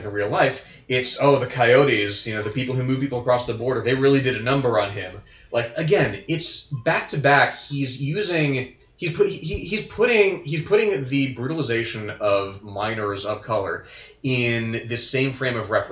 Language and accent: English; Texas, United States; I'm from Texas